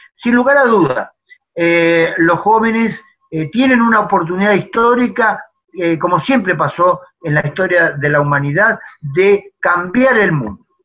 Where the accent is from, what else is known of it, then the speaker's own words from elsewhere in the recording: La Pampa, Argentina; also born or lived in Buenos Aires; Estoy en La Pampa, de donde soy oriundo, pampeano, nacido y criado